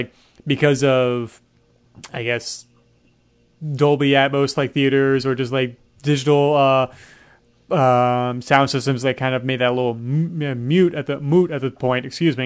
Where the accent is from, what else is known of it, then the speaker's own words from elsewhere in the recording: New York, United States; born and raised in New York